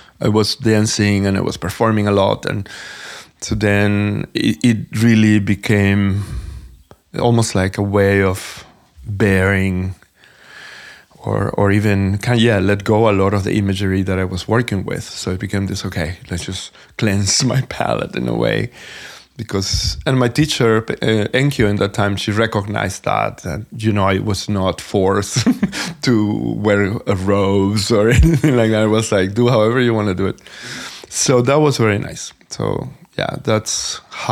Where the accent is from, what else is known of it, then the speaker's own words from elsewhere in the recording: Venezuela; moved away as an adult; also born or lived in New York; I am originally from Venezuela, and I moved to New York in 1994 to dance.